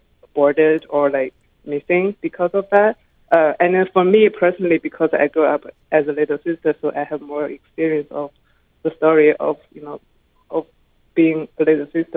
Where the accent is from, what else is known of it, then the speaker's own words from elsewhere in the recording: China; I was born and raised in China